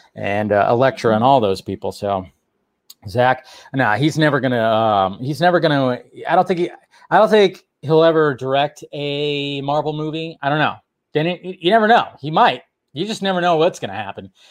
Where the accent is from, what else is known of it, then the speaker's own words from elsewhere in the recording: Alabama, United States; also born or lived in Washington; I was born in Alabama, and then we moved to Washington, and then I went back to Alabama